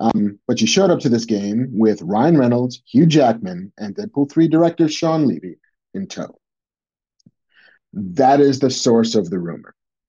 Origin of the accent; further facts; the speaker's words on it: United Kingdom; As a Brit, James Bond is a bit of a sort of national treasure that Brits get to handle every now and again.